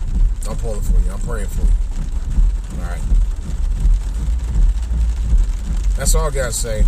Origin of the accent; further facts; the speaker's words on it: Cleveland, Ohio, United States; moved away as an adult; now in Washington, D.C., United States; been 29 years down here now, District of Columbia. Don't even seem like it. I lived in here long. I did my hometown, Cleveland. I lived in Cleveland 21 years.